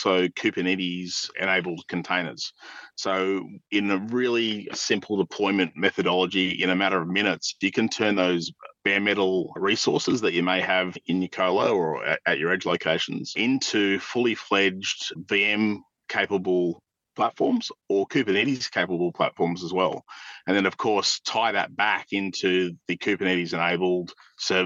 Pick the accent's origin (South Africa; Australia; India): Australia; accent: southern; my really southern accent